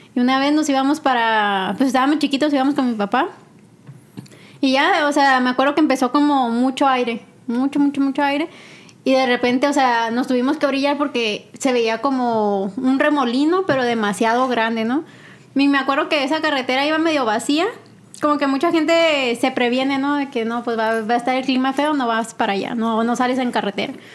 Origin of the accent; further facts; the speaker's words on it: Chihuahua, Mexico; yo soy de Chihuahua